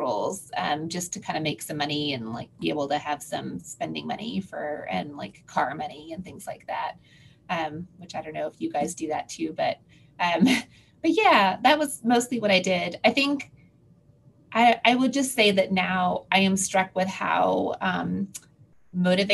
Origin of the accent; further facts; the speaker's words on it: Houston, Texas, United States; I'm from Houston, so I actually was born in Houston, raised here, and then kind of went away for my training and came back